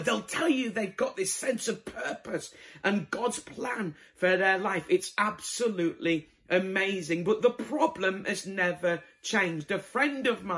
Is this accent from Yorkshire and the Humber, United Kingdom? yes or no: yes; Bradford, Yorkshire and the Humber, United Kingdom; moved away; I'm originally from Bradford